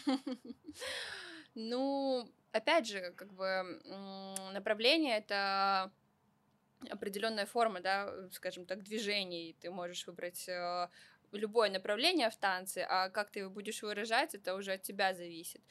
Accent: Vladivostok, Primorsky Krai, Russia; moved away; also born or lived in Saint Petersburg; я вообще родом из Владивостока

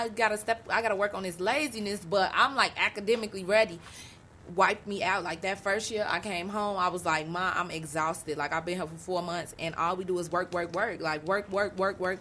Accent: Chicago, Illinois, United States; Growing up on the East Side, I never left my neighborhood

